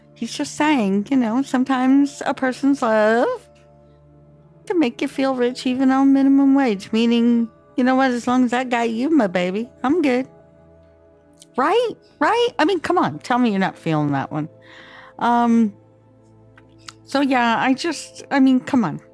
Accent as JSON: {"language": "English", "country": "Canada", "said": "I'm from Canada"}